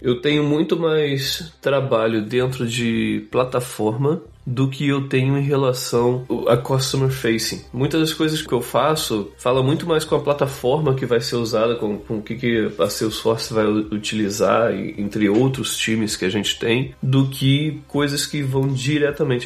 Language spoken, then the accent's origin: Portuguese; Rio de Janeiro, Brazil; moved away as an adult; also born or lived in Boston, United States; now in West Coast, United States; Eu cresci no Rio de Janeiro